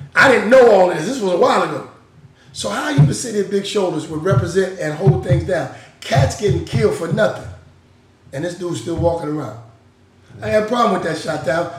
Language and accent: English; Seattle, Washington, United States; I'm from Seattle